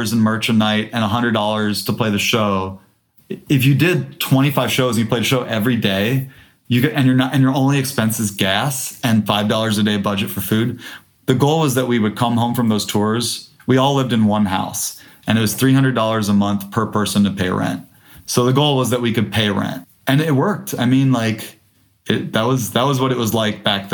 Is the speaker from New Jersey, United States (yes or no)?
no; Detroit, Michigan, United States; I grew up in Detroit